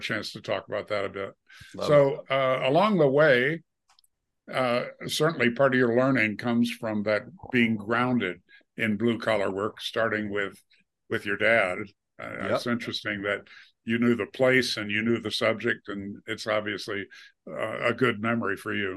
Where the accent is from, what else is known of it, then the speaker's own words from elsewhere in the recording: Wisconsin, United States; now in Colorado, United States; I grew up in Wisconsin, the dairy state.